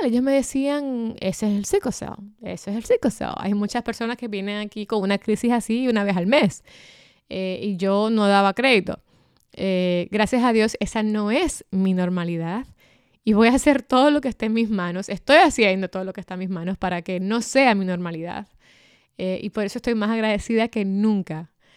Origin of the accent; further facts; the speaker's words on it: Dominican Republic; en mi país, en mi adorada República Dominicana